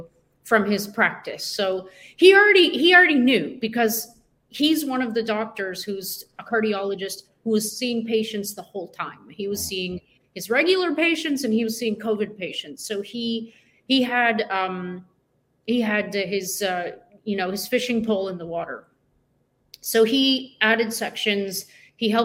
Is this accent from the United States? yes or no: no; Canada; being Canadian